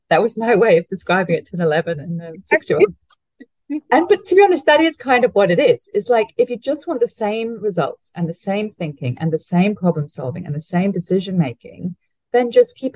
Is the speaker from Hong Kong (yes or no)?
yes; Hong Kong; you know, I grew up overseas. I grew up in Hong Kong